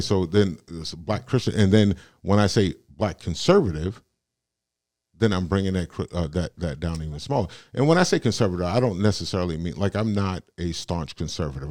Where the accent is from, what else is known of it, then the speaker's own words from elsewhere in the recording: United States; I'm born and raised in America. I'm an American